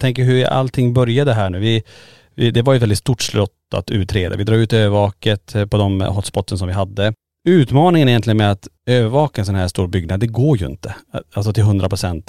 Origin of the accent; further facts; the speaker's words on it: Sweden; vi som svenskar